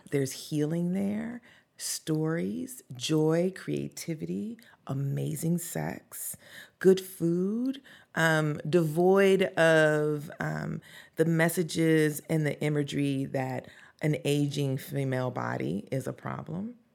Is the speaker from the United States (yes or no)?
yes; the South, United States; growing up in the South, um, as a Black person